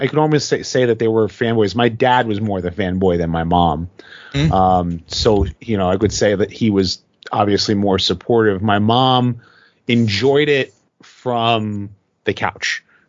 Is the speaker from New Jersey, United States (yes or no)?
no; New York City, New York, United States; I was born in Queens